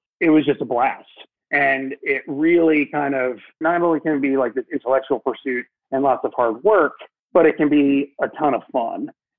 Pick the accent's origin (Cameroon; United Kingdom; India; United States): United States; Alpharetta, Georgia; also born or lived in Philadelphia / Barcelona; I was born in Philadelphia, but grew up in Atlanta, in Alpharetta, just north of the city.